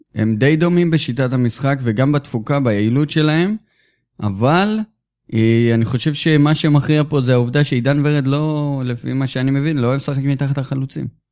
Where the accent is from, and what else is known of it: Israel